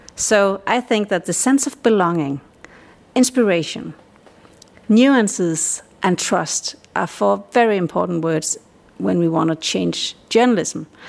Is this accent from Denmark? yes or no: yes; Denmark; I'm a Dane.